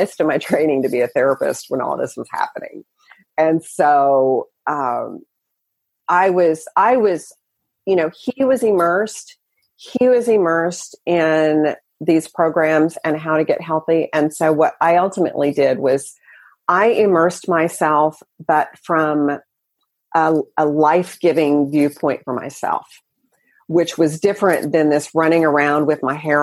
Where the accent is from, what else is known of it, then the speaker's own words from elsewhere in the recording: the South, United States; I grew up in the South